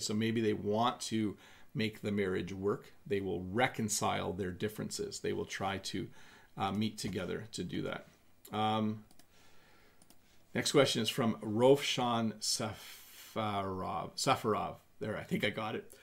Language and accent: English; Canada; in Canada, we would say I'm going to have a cup of tea